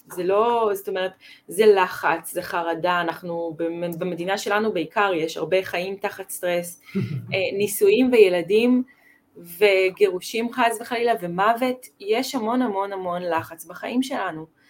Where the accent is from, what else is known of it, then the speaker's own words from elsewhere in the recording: Israel; also born or lived in United States (ancestry); אני חצי אמריקאית. בבית שלנו, אבא שלי למד בקורנל, הוא היה שחקן פוטבול שם, כן, וכאילו היה ברור שעושים ספורט. כאילו, כמו המשפחה האמריקאית שיש אה, לקרוס ויש זה ויש זה, אצלנו זה היה רק עם mm-hmm. הדברים שיש בישראל